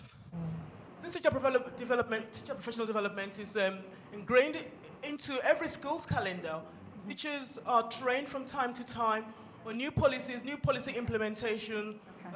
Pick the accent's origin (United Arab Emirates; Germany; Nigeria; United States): Nigeria; now in United Kingdom; I'm a Nigerian but based in the UK